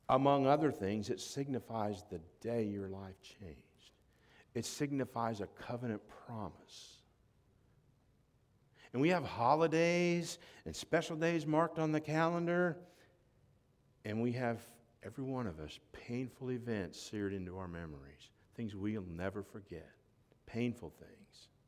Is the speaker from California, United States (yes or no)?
no; Florida, United States; also born or lived in Tennessee; When somebody asks me where I'm from, I say I'm from Florida, not Tennessee.